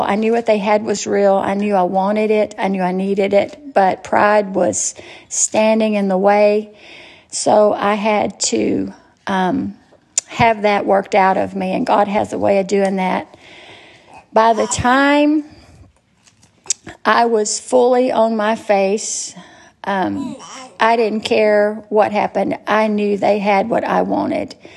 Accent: Natchez, Mississippi, United States; I was born in Natchez, Mississippi, and I was born to great parents

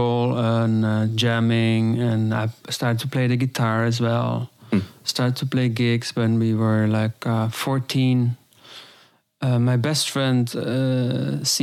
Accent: Austria; I grew up in Austria on the mountain with my parents. We had a little farm.

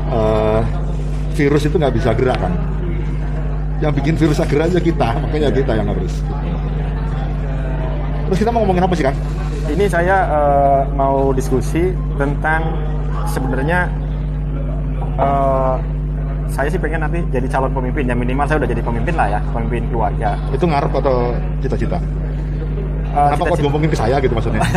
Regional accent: Indramayu, West Java, Indonesia; saya orang Sunda tapi nggak bisa bahasa Sunda karena saya aslinya Indramayu

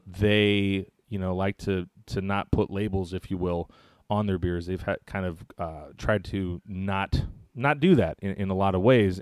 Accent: the Bay Area, California, United States; I'm from the Bay Area

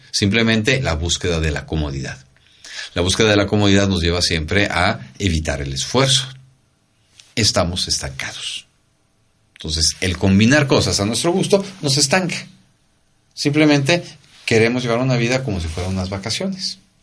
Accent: Mexico

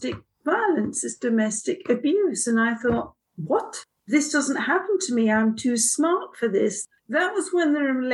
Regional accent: London, United Kingdom; moved away as an adult; now in Oxford, United Kingdom; I'm a Londoner.

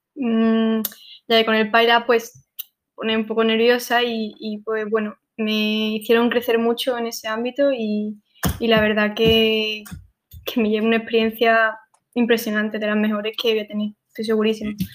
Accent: Sanlúcar de Barrameda, Andalusia, Spain; yo soy de Sanlúcar y vivo en una zona un poco complicada

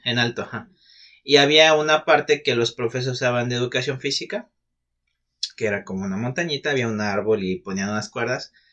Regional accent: Mexico City, Mexico; now in Cabo San Lucas, Mexico; yo soy de Distrito Federal, actual Ciudad de México

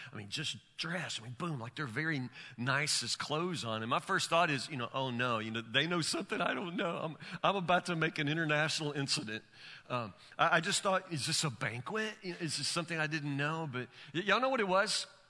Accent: Woodburn, United States; I'm from Woodburn

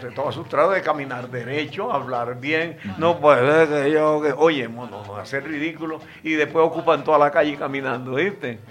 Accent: Cereté, Córdoba, Colombia; yo soy de Cereté, Córdoba, y ahí me la pasaba en el barrio Veno de Cereté

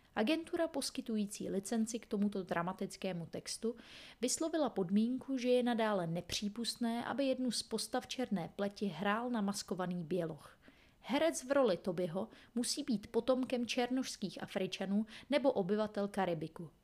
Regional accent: Czechia; my Češi

